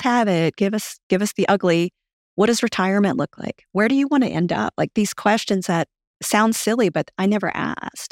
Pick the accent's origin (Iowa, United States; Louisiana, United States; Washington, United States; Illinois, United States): Louisiana, United States; accent: southern; also born or lived in Japan; now in Fort Myers, United States; I'm from Louisiana